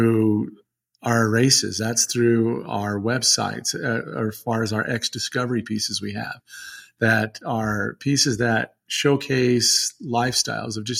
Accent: Utah, United States; we're both from Utah.

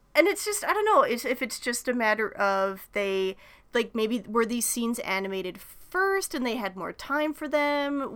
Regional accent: Canada; being Canadian, or at least, you know, in, in, in my part of Canada

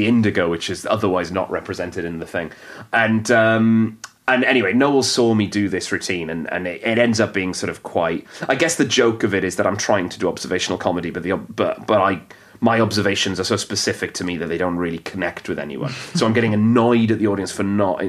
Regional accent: Wales, United Kingdom; first language Welsh; English is a second language; I'm someone who is so of Wales

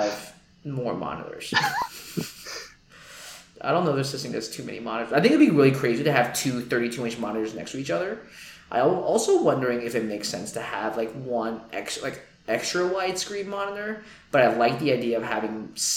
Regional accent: New York City, New York, United States; as a New Yorker

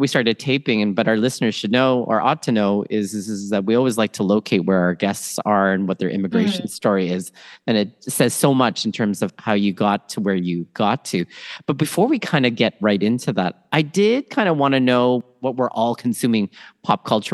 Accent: Toronto, Ontario, Canada; also born or lived in Manila, Philippines; born in Manila, Philippines, raised in Toronto, Canada

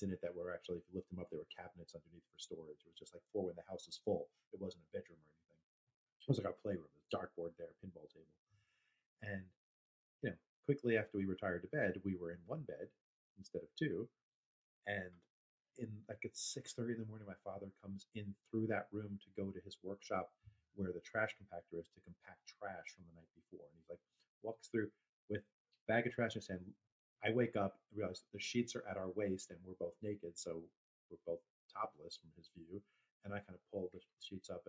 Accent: New York, United States; I was from New York

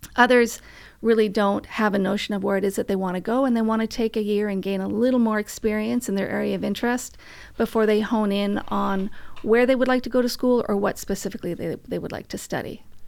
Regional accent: Vancouver, British Columbia, Canada; moved away; I'm from Vancouver

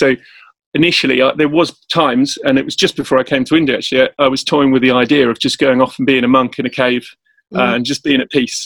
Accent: South Africa; now in Cambridge, United Kingdom; I'm based in England, Cambridge, I'm from South Africa as well

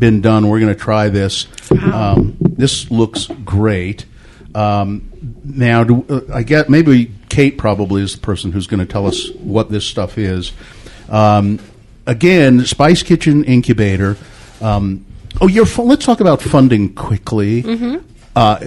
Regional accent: Ogden, Utah, United States; When I was a kid, I grew up in Ogden

